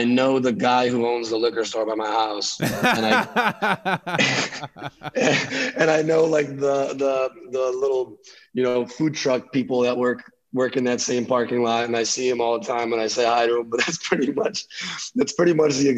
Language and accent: English; Chicago, Illinois, United States; moved away as an adult; also born or lived in Lithuania / Long Beach; now in San Diego, United States; I'm originally from Chicago. And I moved there when I was 5 from Lithuania